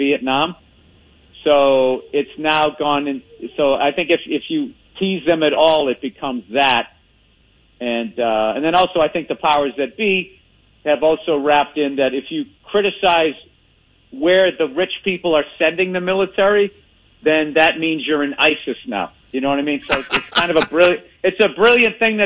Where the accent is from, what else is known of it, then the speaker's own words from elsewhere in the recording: Boston, Massachusetts, United States; accent: Boston; a Boston accent